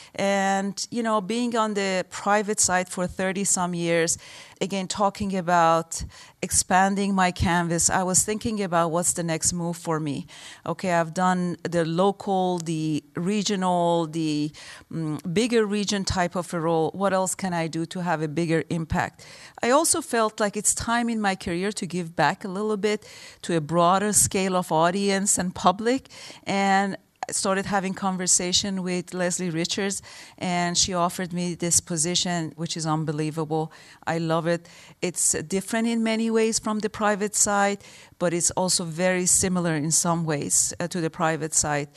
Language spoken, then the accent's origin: English; Tehran, Tehran Province, Iran; moved away; also born or lived in Michigan, United States; I grew up in Iran.